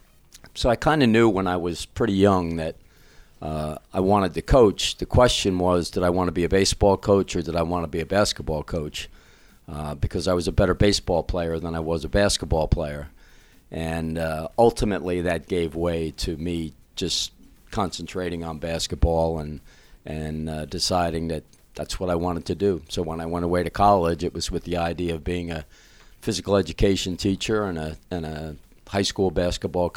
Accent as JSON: {"language": "English", "town": "East Orange", "region": "New Jersey", "country": "United States", "tie": "born or raised there", "said": "Clifford Scott High School in East Orange, a town we grew up"}